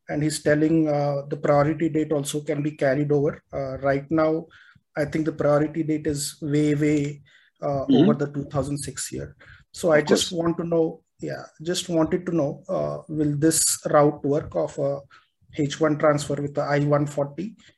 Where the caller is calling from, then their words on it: India; also born or lived in United States; I'm calling from India.